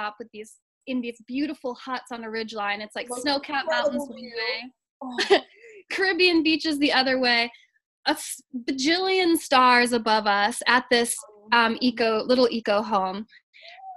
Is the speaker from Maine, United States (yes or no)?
yes; Maine, United States; I grew up in Maine